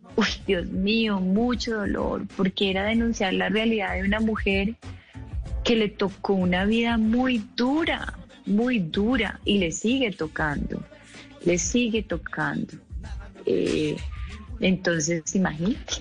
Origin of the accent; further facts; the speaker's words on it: Colombia; como colombiana